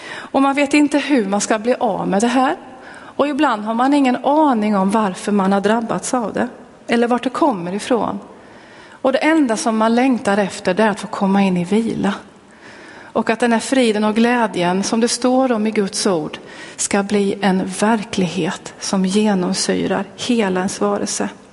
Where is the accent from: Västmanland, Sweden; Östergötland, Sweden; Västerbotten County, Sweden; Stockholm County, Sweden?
Östergötland, Sweden; Linköping; jag är född och uppväxt i Pingstkyrkan i Linköping